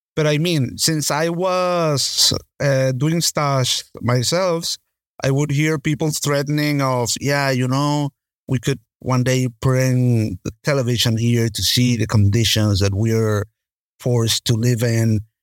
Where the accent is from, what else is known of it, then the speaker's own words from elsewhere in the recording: Caracas, Capital District, Venezuela; moved away as an adult; also born or lived in Spain; in Caracas, in my hometown.